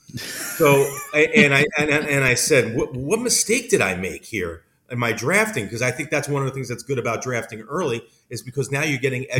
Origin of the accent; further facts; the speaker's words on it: New York, United States; I was growing up in New York